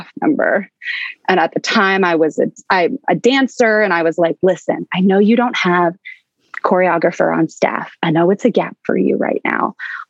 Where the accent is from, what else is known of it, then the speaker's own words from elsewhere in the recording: Baltimore, Maryland, United States; I grew up in Baltimore, Maryland.